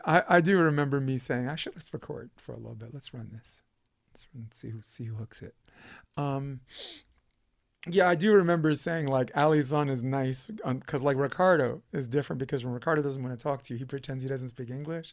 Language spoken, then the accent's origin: English; New York City, New York, United States; accent: Brooklynese; now in California, United States; I grew up in Brooklyn, New York